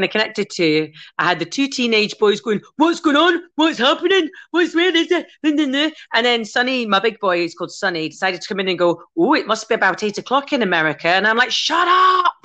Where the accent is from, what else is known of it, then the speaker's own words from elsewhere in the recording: Scotland, United Kingdom; I've got a lot of people on my Facebook who are native Gaelic speakers, like who, when I went to school, I learned Gaelic